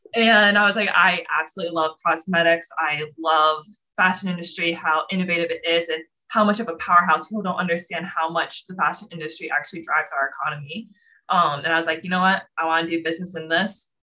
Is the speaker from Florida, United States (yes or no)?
yes; Florida, United States; moved away as an adult; also born or lived in New York City; I'm originally from Florida, grew up there was super into dance all my life